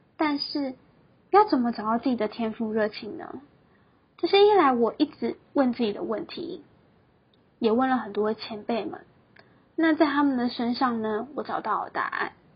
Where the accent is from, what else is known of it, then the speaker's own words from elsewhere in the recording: Taiwan; moved away as an adult; also born or lived in Taipei; 我是一个来自乡下的小孩。 在大学的时候呢，来到台北这个大家口中说的天然国的城市里读书。我放弃了高雄的好学校，来到台北读大学的进修部